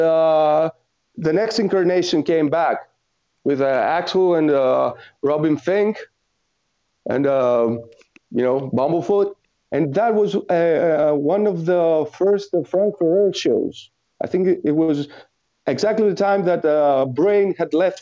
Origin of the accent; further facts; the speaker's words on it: Athens, Attica, Greece; I come from Athens, which is, you might know, as the birthplace of Democracy